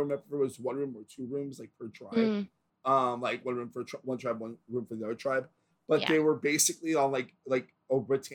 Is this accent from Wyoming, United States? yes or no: no; Florida, United States; I'm from Florida, so I've been through like 100 hurricanes in my life